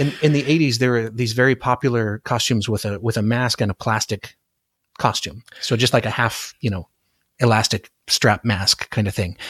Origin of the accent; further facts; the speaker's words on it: Anchorage, Alaska, United States; moved away; I grew up in Anchorage